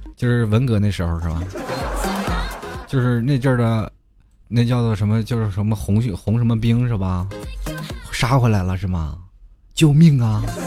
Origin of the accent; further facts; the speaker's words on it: China; 我们中国人其实研究经济并不是很透彻